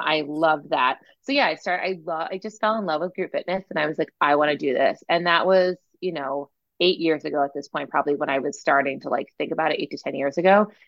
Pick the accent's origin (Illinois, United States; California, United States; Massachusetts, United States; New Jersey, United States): Massachusetts, United States; I'm like from Massachusetts originally